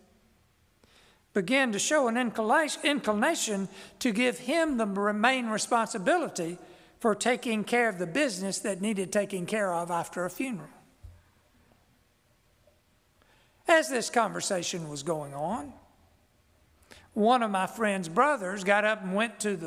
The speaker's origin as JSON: {"language": "English", "region": "South Georgia", "country": "United States", "accent": "South Georgia (Southern)", "said": "That's my natural accent"}